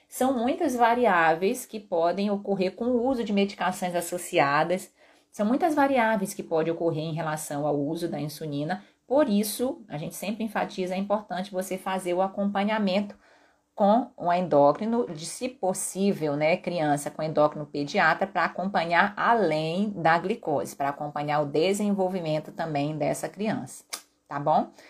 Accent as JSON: {"language": "Portuguese", "town": "Vitória", "region": "Espírito Santo", "country": "Brazil", "said": "Eu sou de Vitória, moro em Vitória."}